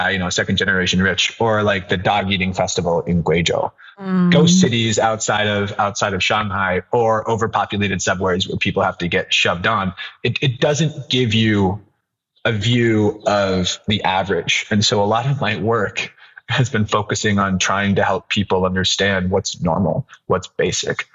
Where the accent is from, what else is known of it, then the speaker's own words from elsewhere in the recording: California, United States; moved away as an adult; also born or lived in New York; now in China; I'm from the States. I grew up in California, went to school in New York